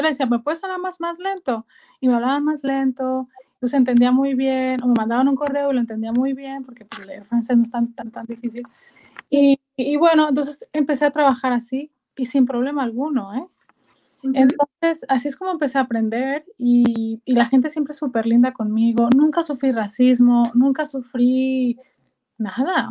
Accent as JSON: {"language": "Spanish", "town": "Culiacán", "region": "Sinaloa", "country": "Mexico", "tie": "born or raised there", "also_born_or_lived": "Guasave, Mexico / Guadalajara, Mexico / Canada", "accent": "norteña", "moved": "as an adult", "lives_now": "Amsterdam, Netherlands", "said": "nací originalmente en la ciudad de Guasave, pero realmente eh, me fui a los seis años a Culiacán"}